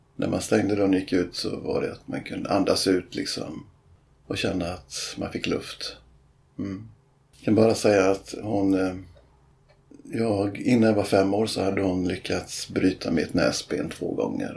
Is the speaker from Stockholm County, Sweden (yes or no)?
no; Bohuslän, Västra Götaland, Sweden; moved away as an adult; där jag växte upp då i Bohuslän